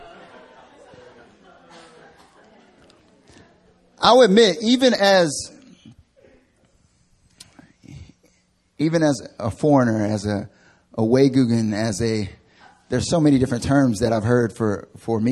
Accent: North Carolina, United States; moved away as an adult; now in Seoul, South Korea; I'm from North Carolina

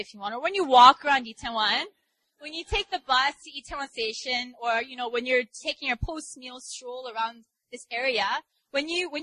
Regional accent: New York, United States; now in Seoul, South Korea; I'm from New York

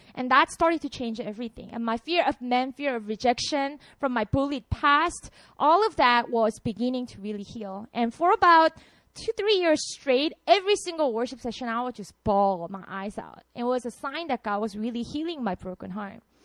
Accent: Busan, South Korea; English is a second language; moved away as an adult; now in Seoul, South Korea; So I'm from Busan. That's my hometown. I wanted to move to Seoul so badly

